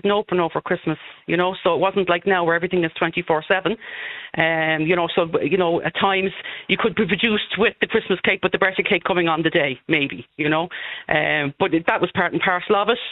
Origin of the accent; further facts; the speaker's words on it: Dublin, Leinster, Ireland; I was born in the Rotunda, obviously off O'Connell Street, and then I grew up in East Wall